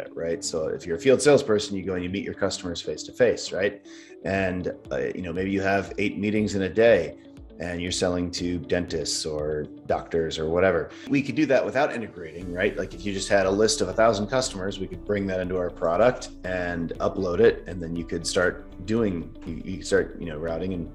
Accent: Midwest, United States; moved away as an adult; also born or lived in Wisconsin / San Francisco, California / Los Angeles, California; now in Utah, United States; I grew up in the Midwest and went to the University of Wisconsin

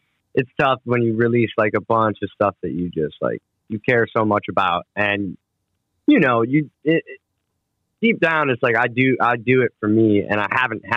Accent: Cleveland, Ohio, United States; also born or lived in Chicago, Illinois; I grew up in Cleveland, Ohio. I was born in Cleveland, Ohio

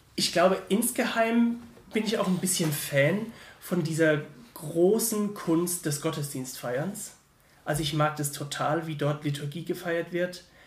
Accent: Mannheim, Baden-Württemberg, Germany; now in Heidelberg, Germany; Ich komme eigentlich aus Mannheim, studiere nur gerade in Heidelberg

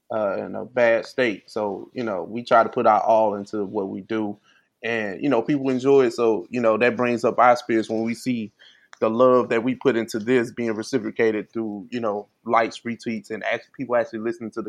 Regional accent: St. Louis, Missouri, United States; You you you identify me as a Southerner, and I'm from I'm from St. Louis.

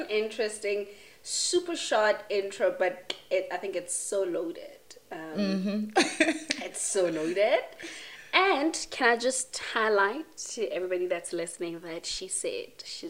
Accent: Fochville, Gauteng, South Africa; you grew up in Fochville and Foch, well, some pronounce it Fochville, some pronounce it Fochville.

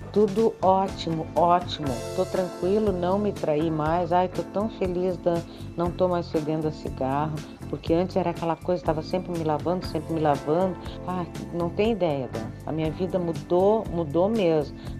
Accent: Porto Alegre, Rio Grande do Sul, Brazil; Porto Alegre, a minha cidade natal, é um ovo

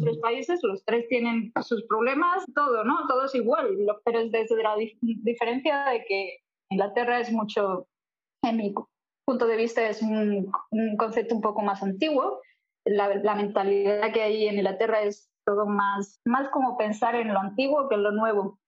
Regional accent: Seville, Andalusia, Spain; moved away as an adult; also born or lived in Madrid / New York / London; now in Montreal, Canada; nacida en Madrid, pero criada en el sur, en Sevilla

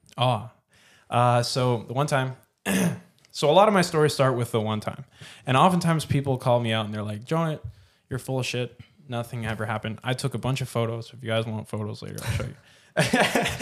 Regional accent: Canada; moved away as an adult; also born or lived in Mexico; I was born here in Canada, like, grew up here. I lived here till I was eighteen.

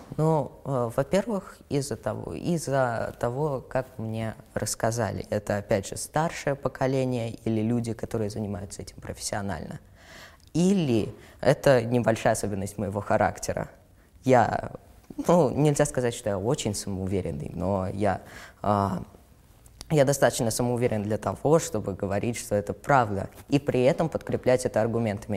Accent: Moscow, Russia; мне 13 лет, я из Москвы и живу совершенно недалеко от э, места съемки

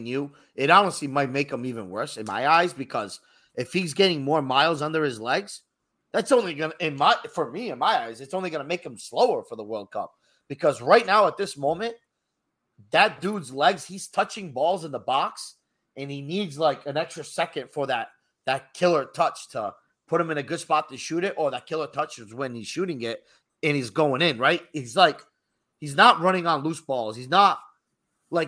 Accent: United States; we are American, first and foremost, right? We were born in America.

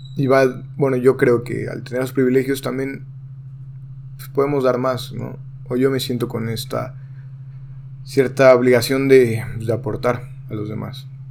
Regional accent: Mexico; hablo en mi país que es México

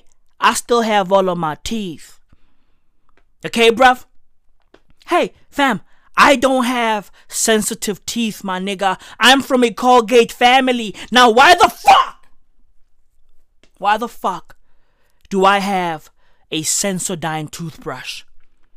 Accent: South Africa; I'm South African

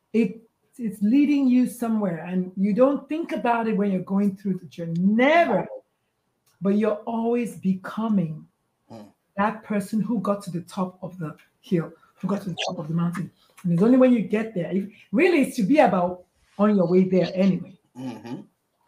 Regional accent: Nigeria; moved away; I was born, bred, slightly burned, and buttered in Nigeria.

